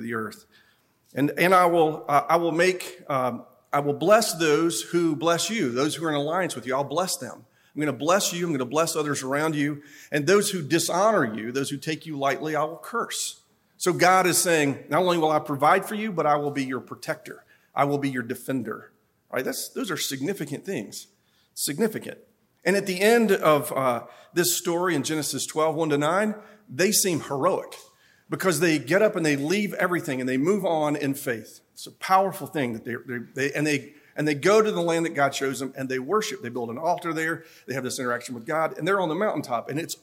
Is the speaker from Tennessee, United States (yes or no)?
yes; Upper East Tennessee, United States; I'm from Upper East Tennessee. I'm from the mountains. I'm proud